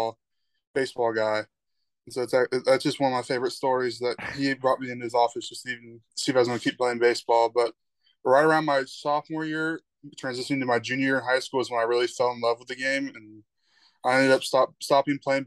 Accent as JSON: {"language": "English", "town": "Denton", "region": "Texas", "country": "United States", "said": "I'm from Denton, Texas"}